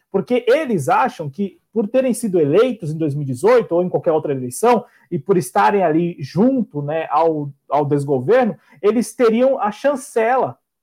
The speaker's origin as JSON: {"language": "Portuguese", "country": "Brazil", "said": "Nos pertence enquanto brasileiros"}